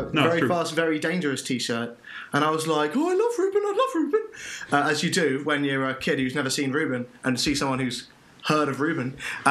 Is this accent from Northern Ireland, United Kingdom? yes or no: no; Bath, South West England, United Kingdom; moved away as an adult; also born or lived in Cardiff; because we're both from Bath.